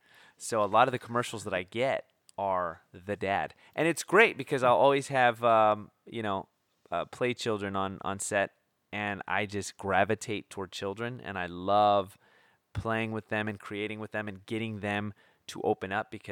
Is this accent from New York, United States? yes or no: no; San Pedro, California, United States; now in Portland, United States; Southern California, San Pedro by Long Beach.